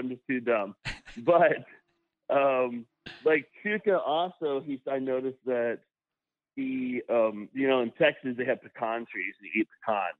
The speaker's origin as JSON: {"language": "English", "country": "Canada", "said": "See, cottage is a word that I would only use as a Canadian."}